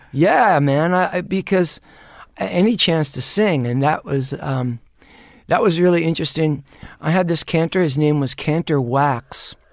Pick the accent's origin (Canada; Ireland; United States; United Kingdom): United States; New York City, New York; also born or lived in Brooklyn; now in Los Angeles, United States; my father bought a home in Queens, Flushing